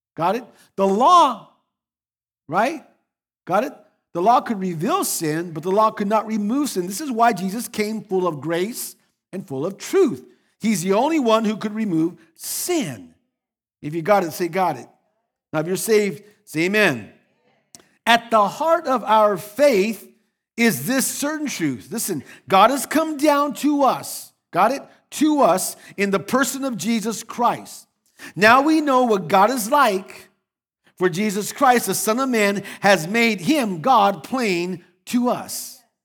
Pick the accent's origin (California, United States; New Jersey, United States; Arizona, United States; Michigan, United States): Arizona, United States; Phoenix; I was born on October 8th, 1962, in Phoenix, Arizona, to Albert and Ramona Perez